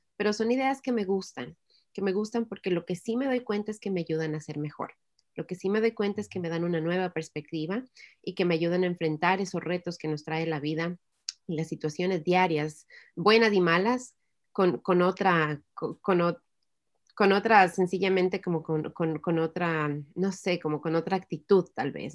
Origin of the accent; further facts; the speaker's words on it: Ecuador; en el Ecuador, que es de donde yo soy